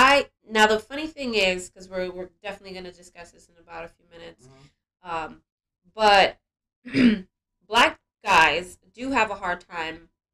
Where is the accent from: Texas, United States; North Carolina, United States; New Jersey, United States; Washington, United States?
New Jersey, United States; Elizabeth; I'm from the United States.